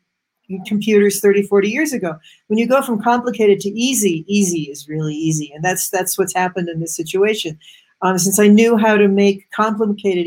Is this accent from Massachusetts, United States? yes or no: yes; Massachusetts, United States; I grew up in Massachusetts, which is the cradle of computers